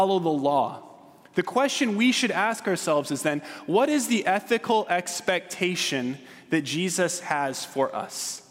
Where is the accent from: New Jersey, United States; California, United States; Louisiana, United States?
California, United States; Southern; I'm from Southern California